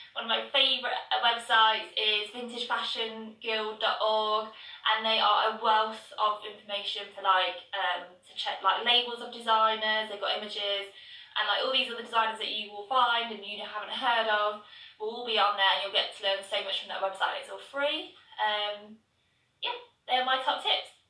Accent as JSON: {"language": "English", "town": "Birmingham", "region": "West Midlands", "country": "United Kingdom", "tie": "born or raised there", "said": "my hometown Birmingham"}